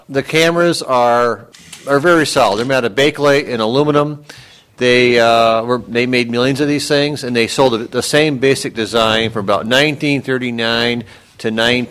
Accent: Watertown, New York, United States; moved away; also born or lived in Ann Arbor, Michigan; I was born in Watertown, New York.

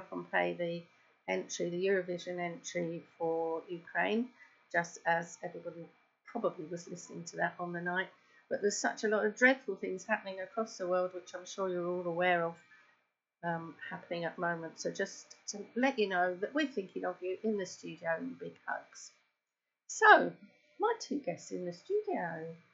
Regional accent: London, United Kingdom; I was brought up in Penge, just around the corner

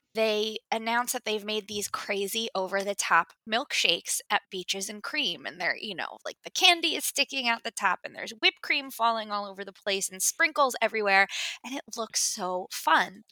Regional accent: New Jersey, United States; now in West Coast, United States; I'm originally from New Jersey. I grew up just outside of New York City.

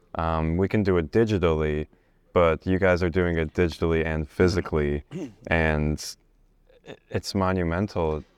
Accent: United States; also born or lived in Bosnia; my family is from Bosnia and I, you know, I've, I was raised in America, but the reason we left is, uh, we left as refugees because of the Civil War

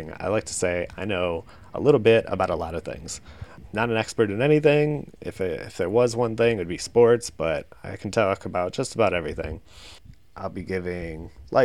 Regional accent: Chicago, Illinois, United States; moved away as an adult; now in Baltimore, United States; I'm originally from Chicago. Moved here about 8 years ago

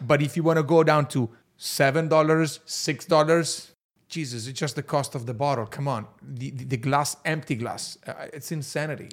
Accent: Verona, Veneto, Italy; English is a second language; I'm from Verona, and Verona is actually the typical northern Italian city

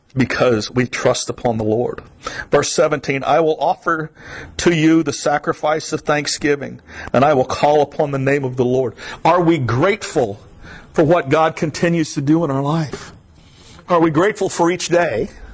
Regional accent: South Florida, United States; I'm from South Florida

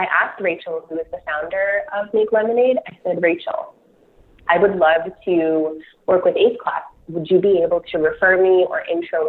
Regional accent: Toronto, Ontario, Canada; I'm from Toronto, so I don't have any Calgary connections

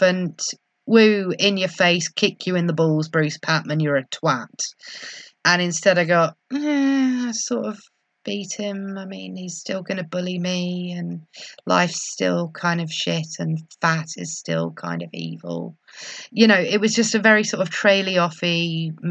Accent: England, United Kingdom; as an English person

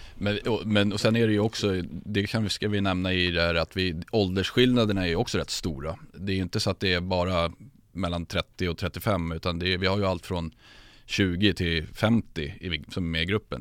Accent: Sundbyberg, Stockholm County, Sweden; född och uppvuxen i Sumpan, djurgårdare sedan födsel

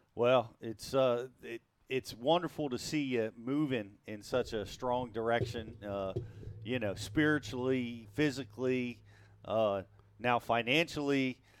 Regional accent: New Jersey, United States; I'm from Jersey.

